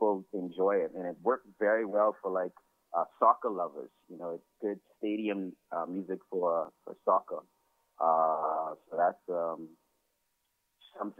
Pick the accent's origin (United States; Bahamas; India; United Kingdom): Bahamas; Nassau, New Providence; I grew up right here in Nassau, which is the capital of the Bahamas